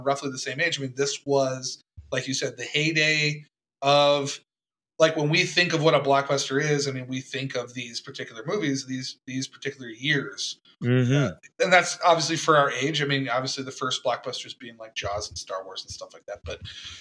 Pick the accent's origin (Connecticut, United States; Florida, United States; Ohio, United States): Florida, United States; Tampa; I grew up in Tampa